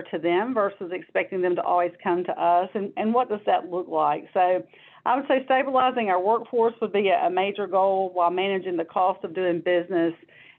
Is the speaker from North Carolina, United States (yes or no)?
yes; North Carolina, United States; also born or lived in Washington, D.C.; I grew up here in North Carolina